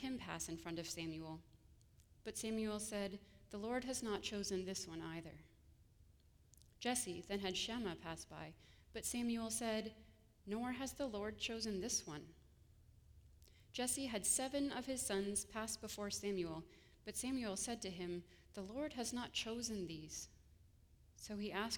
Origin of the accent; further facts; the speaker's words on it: Ontario, Canada; moved away as an adult; also born or lived in Grand Rapids, Michigan; now in Kalamazoo, United States; I come originally from Ontario